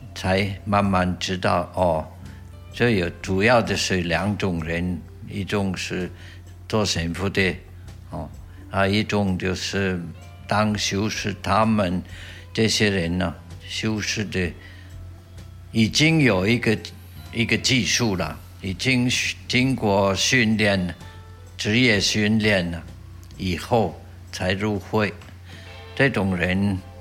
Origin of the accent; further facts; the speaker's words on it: Switzerland; Chinese is a second language; moved away as an adult; now in Taitung, Taiwan; 我的家乡在瑞士的东部